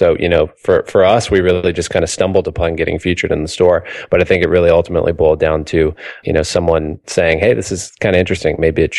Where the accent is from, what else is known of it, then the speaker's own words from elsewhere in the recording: Mississippi, United States; now in Boston, United States; I'm originally from Mississippi, and I can tell you that it is way past due for it to be warm here in Boston.